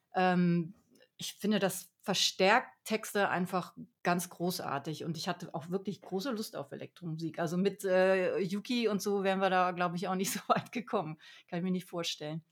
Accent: Harz, Saxony-Anhalt, Germany; ich komme ja aus dem Harz

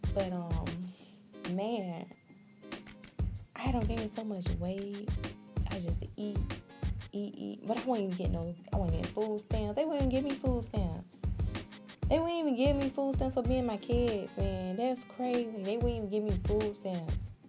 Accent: Jacksonville, Florida, United States; I'm from Jacksonville, Florida.

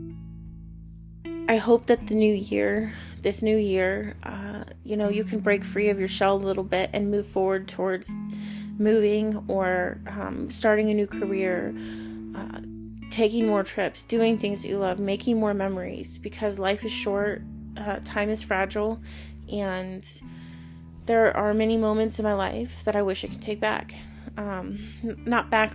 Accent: Henderson, Nevada, United States; moved away as an adult; I grew up in Henderson, which is outside of Vegas

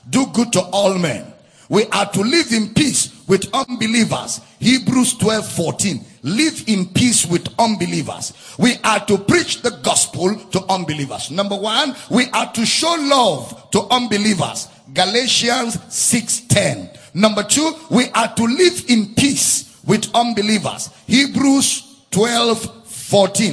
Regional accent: Nigeria; I was born in Nigeria. I grew up in Nigeria

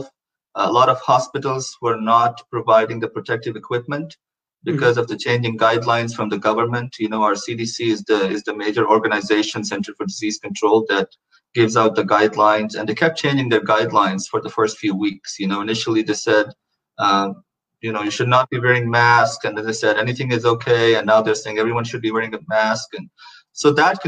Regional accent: Pakistan; now in Houston, United States; we're both from Pakistan

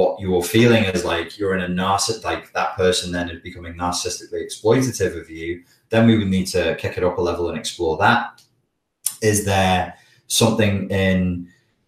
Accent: the Wirral, North West England, United Kingdom; accent: Scouse; I'm from the Wirral, so we have an accent that is very influenced by the Liverpool accent. It's called Scouse

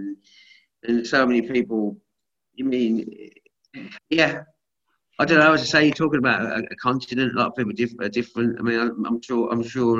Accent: England, United Kingdom; we're from England

